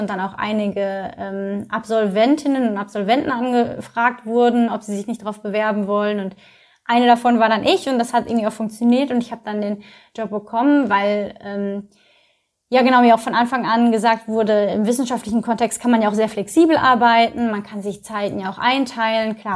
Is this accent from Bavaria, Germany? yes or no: no; North Rhine-Westphalia, Germany; now in Köln, Germany; also ich komme ja aus dem Ruhrgebiet, hatte vorher echt auch nicht viel am Hut mit äh, Köln